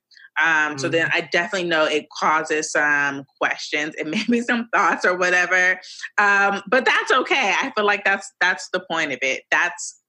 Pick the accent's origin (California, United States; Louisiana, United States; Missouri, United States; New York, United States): California, United States; Los Angeles; also born or lived in Woodland Hills / Granada Hills; I'm from LA. I'm a Valley girl.